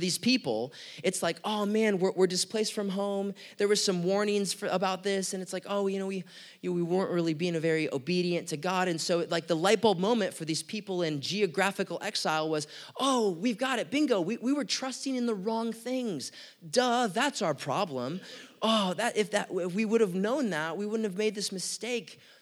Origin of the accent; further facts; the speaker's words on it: United States; we're American citizens